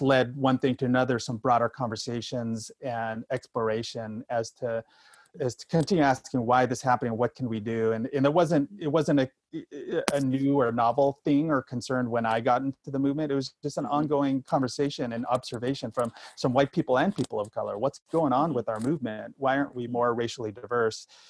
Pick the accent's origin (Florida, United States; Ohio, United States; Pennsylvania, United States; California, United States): California, United States; Sacramento; moved away as an adult; also born or lived in Bakersfield, California / Northeast US; growing up in Sacramento in California, California boy, NorCal boy until his age 18